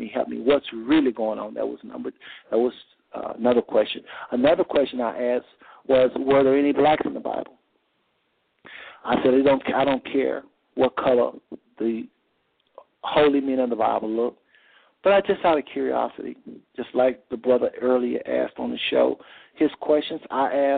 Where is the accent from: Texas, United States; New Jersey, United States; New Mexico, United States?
Texas, United States; now in Ohio, United States; I live in Ohio. I'm from Texas